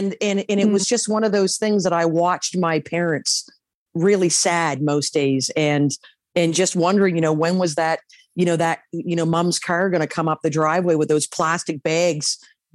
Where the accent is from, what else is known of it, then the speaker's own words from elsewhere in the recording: East Coast, Canada; moved away; growing up on the East Coast